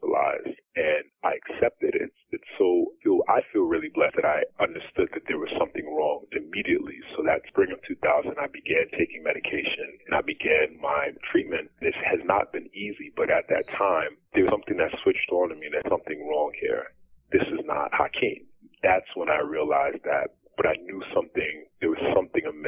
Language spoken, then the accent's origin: English; Long Island, New York, United States; I came back to my hometown in Long Island, New York